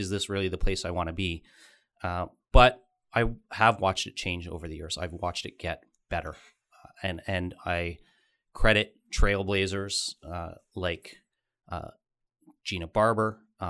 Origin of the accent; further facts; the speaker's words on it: Wallaceburg, Ontario, Canada; now in London, Canada; I arrived here in my 20s, was born and raised in Wallaceburg, a small town in Kent County, not far from here, about an hour and a half down the road, but nonetheless a small town, ended up making London my home.